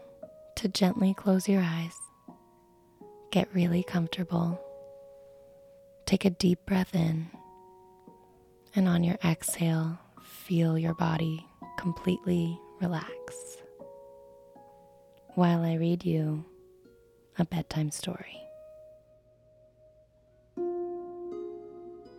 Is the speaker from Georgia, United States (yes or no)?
no; Vermont, United States; I was born and raised in Vermont